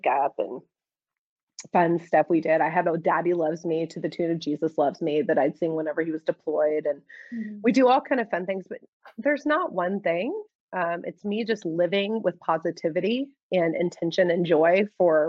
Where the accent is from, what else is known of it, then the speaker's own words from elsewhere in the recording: Houston, Texas, United States; moved away; I was born and raised in Houston